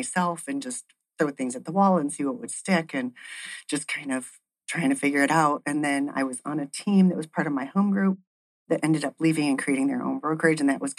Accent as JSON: {"language": "English", "town": "Ann Arbor", "region": "Michigan", "country": "United States", "said": "So I've been doing real estate for 20 years as well. I came from Ann Arbor, Michigan in 1992."}